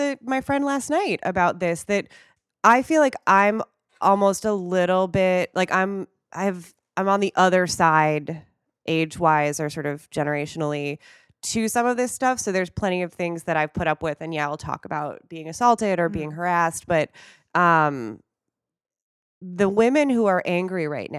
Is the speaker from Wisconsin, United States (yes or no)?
yes; Wisconsin, United States; accent: Wisconsin; I think I even turned on my like Wisconsin accent again.